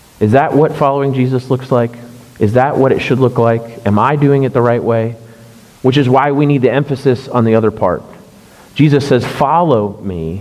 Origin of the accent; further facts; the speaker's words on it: Orlando, Florida, United States; moved away; I grew up in Orlando going to Disney World all the time